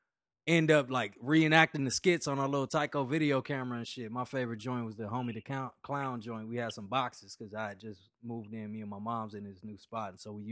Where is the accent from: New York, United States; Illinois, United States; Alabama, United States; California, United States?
California, United States; Los Angeles; Yeah, the life of somebody growing up on the West Coast in L.A. You get to experience those type of things at a very young age.